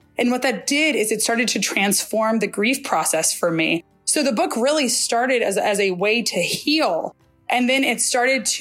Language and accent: English; United States; I'm from the United States